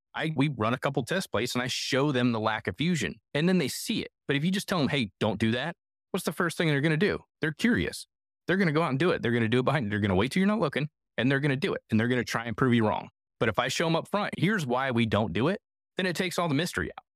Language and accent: English; Northeastern Ohio, United States; moved away; I'm originally from Northeastern Ohio